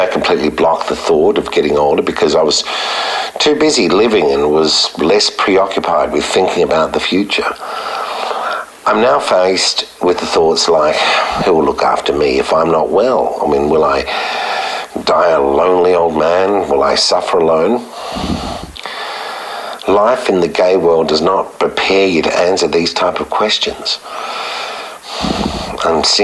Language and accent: English; Sydney, New South Wales, Australia; I grew up in Sydney, studied at university